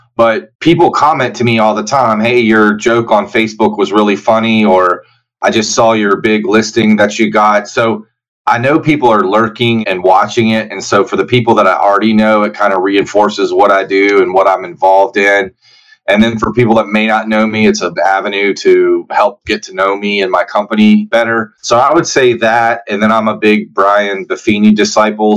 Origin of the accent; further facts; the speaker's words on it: Roanoke, Virginia, United States; moved away as an adult; also born or lived in Richmond, Virginia / Blacksburg, Virginia; now in Lexington, United States; I'm originally from Virginia, so I practiced in Richmond, Virginia for about four and a half years and then in Southwest Virginia, where I'm from, Roanoke, Virginia